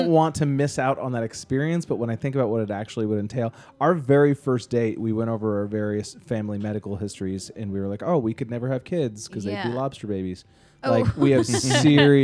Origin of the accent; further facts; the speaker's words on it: Boston, Massachusetts, United States; I grew up in Boston, every single extended family